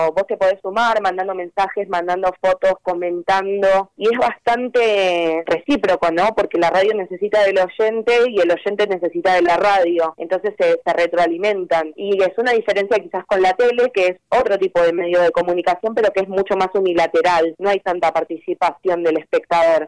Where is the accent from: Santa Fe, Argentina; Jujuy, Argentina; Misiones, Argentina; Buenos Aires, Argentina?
Buenos Aires, Argentina; yo soy de Lugano